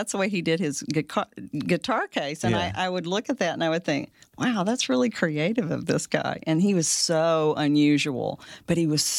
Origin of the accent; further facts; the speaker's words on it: Fort Worth, Texas, United States; I'm from Fort Worth.